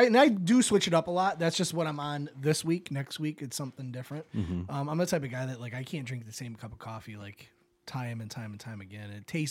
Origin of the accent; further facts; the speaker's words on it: Michigan, United States; I'm from Michigan. I haven't heard of it.